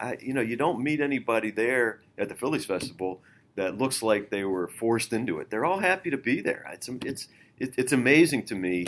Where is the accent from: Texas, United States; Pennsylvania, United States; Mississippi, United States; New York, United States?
Pennsylvania, United States; Pittsburgh; moved away; I grew up in Pittsburgh